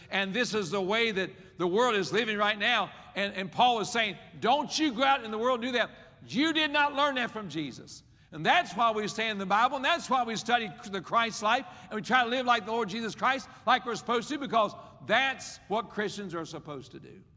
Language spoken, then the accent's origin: English; West Virginia, United States; I was raised in West Virginia